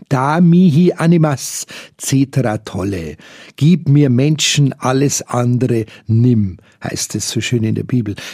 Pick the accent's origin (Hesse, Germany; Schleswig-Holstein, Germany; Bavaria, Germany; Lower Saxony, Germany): Bavaria, Germany; Munich; Schon von Kindesbeinen an bereits geprägt in einem Kindergarten der Don Bosco-Schwestern, als Jugendliche im Schülerzentrum Fürstenried hier in München.